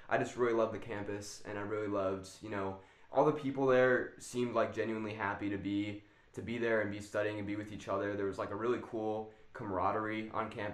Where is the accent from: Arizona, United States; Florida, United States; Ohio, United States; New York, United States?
Arizona, United States; I've been born and raised in Arizona. I've lived here all my life.